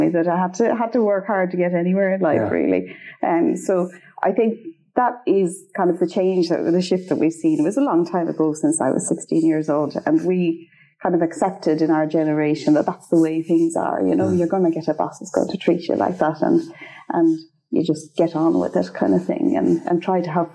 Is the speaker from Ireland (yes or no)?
yes; Straffan, Leinster, Ireland; moved away as an adult; now in Sweden; I come from Strathfin and Kildare